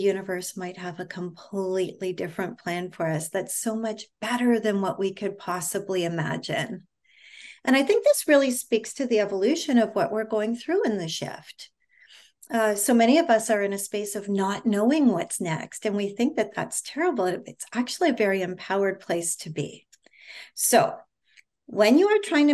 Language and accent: English; Canada; moved away as an adult; now in United States; I'm originally from Canada. For those of you that don't know, I now live in the United States